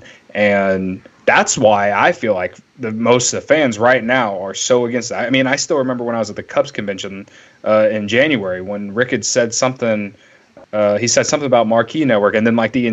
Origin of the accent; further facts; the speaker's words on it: Illinois, United States; we're from Illinois